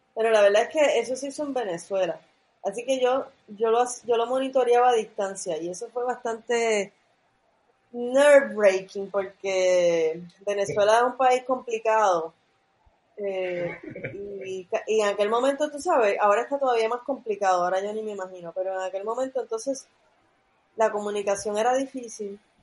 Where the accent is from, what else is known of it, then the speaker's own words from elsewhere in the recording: Puerto Rico; yo soy de, Riondo, yo soy casi de Levitown.